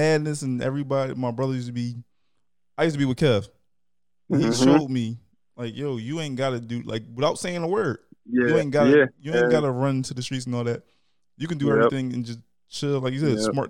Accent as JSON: {"language": "English", "town": "Philadelphia", "region": "Pennsylvania", "country": "United States", "tie": "born or raised there", "said": "I grew up Philadelphia, born, raised, Hunting Park"}